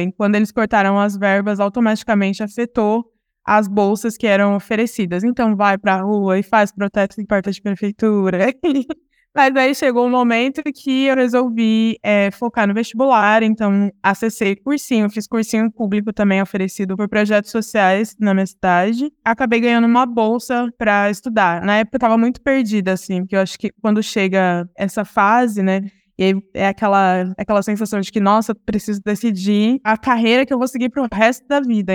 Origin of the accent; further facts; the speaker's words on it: Ribeirão Preto, São Paulo, Brazil; eu sou nascida e criada em Ribeirão Preto, interior de São Paulo